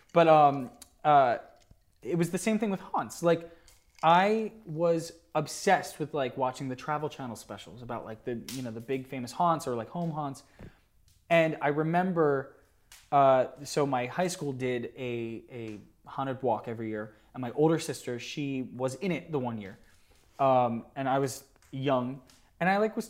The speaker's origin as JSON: {"language": "English", "region": "New Jersey", "country": "United States", "said": "New Jersey."}